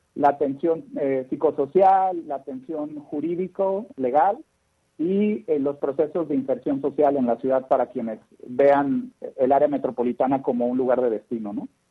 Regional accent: Mexico; como buenos mexicanos, acomodamos el carro como vienen las naranjas

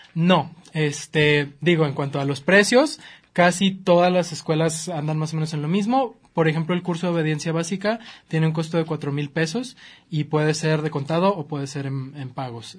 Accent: Chihuahua, Mexico; now in Guadalajara, Mexico; Chihuahua, que es de donde yo soy

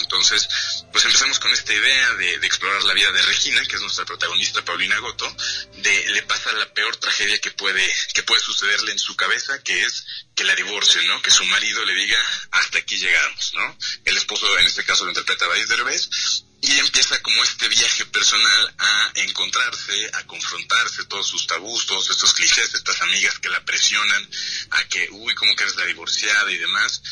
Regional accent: Guadalajara, Jalisco, Mexico; yo soy tapatío

